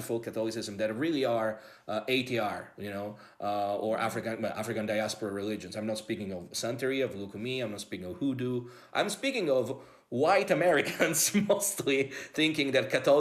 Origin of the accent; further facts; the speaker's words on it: Rome, Lazio, Italy; As an Italian, growing up in Italy